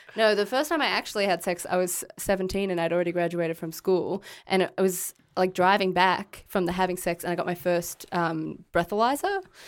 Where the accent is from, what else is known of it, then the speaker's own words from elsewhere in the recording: Queensland, Australia; we are from Queensland and we don't know anyone here.